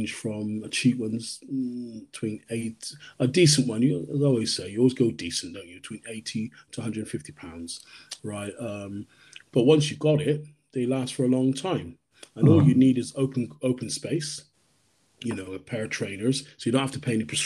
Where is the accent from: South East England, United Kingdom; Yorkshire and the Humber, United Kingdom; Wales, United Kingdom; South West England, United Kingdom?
South West England, United Kingdom; Bristol; also born or lived in London / Jamaica (ancestry); I was born in London. I'm raised in Bristol. My parents are Jamaican. So I reside in the Bristol area.